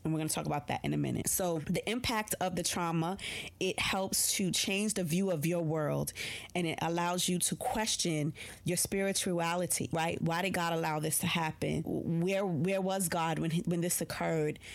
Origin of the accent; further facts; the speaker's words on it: New York City, New York, United States; I'm a New Yorker